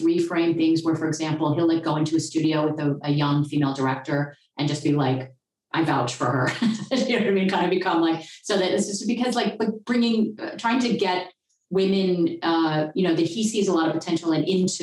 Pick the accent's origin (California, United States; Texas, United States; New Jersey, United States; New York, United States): California, United States; Southern; moved away as an adult; now in Germany; I grew up in Southern California